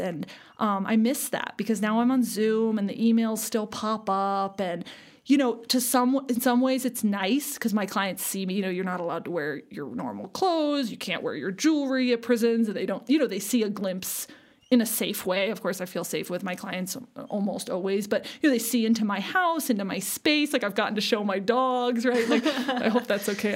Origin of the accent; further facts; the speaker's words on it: Seward, Alaska, United States; now in Denver, United States; I grew up in Alaska, a small town on the southern coast of Alaska called Seward